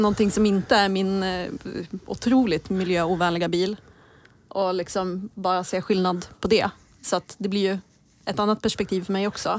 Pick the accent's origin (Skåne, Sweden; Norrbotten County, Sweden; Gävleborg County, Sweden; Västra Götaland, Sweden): Gävleborg County, Sweden; Gävle; som Gävlebo